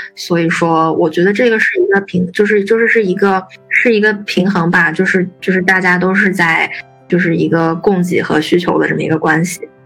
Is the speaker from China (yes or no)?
yes; China; 我们作为中国人